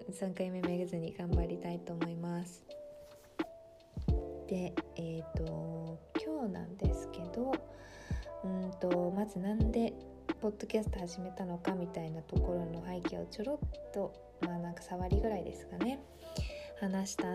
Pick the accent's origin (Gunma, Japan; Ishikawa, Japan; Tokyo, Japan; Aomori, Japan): Tokyo, Japan; born there; also born or lived in Iwate / Shizuoka / Hokkaido / Kyoto; now in Kanagawa, Japan; 生まれは東京なんですけど東京2年岩手5年静岡3年、えー、それ以降北海道大学から京都で4年間学び新卒は大阪で1年半働き